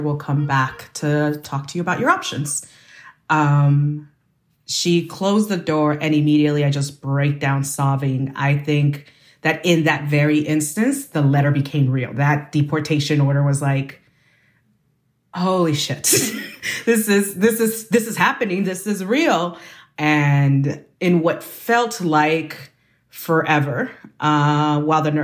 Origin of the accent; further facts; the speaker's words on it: Bay Area, California, United States; I grew up in the Bay Area. I migrated with my family to the United States when I was 5